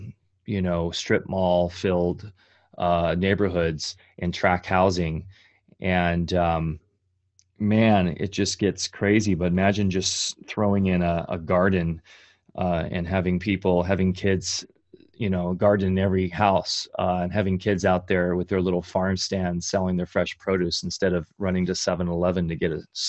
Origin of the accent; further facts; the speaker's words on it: Orange County, California, United States; I grew up in Orange County, California, which is just basically a concrete jungle now.